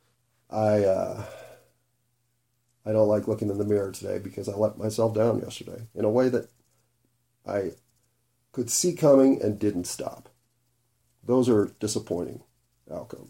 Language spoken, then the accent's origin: English; Denver, Colorado, United States; I grew up in Denver